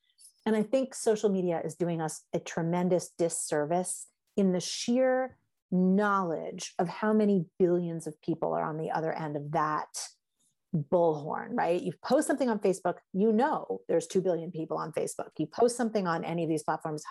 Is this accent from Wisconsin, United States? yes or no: no; New York City, New York, United States; moved away as an adult; now in Western Massachusetts, United States; I come from New York City.